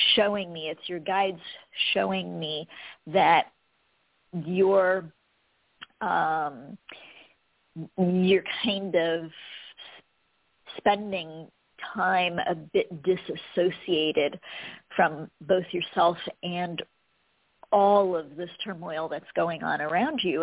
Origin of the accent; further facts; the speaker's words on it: United States; I was born in America